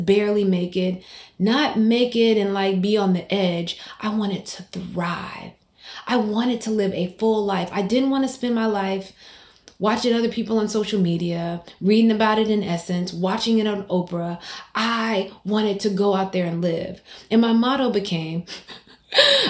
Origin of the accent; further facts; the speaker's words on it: Mississippi, United States; a Black woman growing up in Mississippi